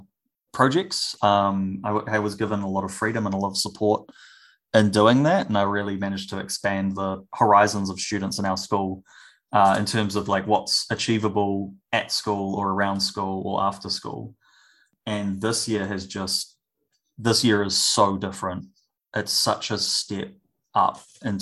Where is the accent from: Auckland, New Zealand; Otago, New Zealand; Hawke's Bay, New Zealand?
Hawke's Bay, New Zealand; now in Wellington, New Zealand; I originally come from Hawke's Bay